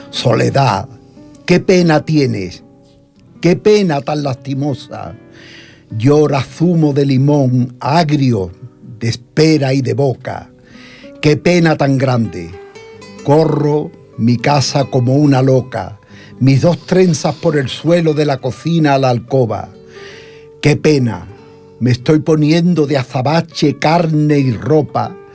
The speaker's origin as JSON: {"language": "Spanish", "region": "Andalusia", "country": "Spain", "said": "soy lorquiano como, como andaluz."}